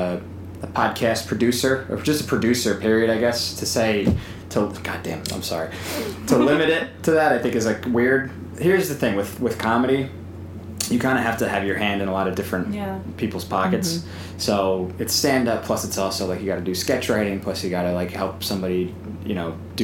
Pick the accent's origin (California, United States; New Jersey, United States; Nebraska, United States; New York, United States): New Jersey, United States; Edison; also born or lived in Freehold, New Jersey / Howell, New Jersey; born 1989 in Freehold, New Jersey. I grew up in Edison, New Jersey.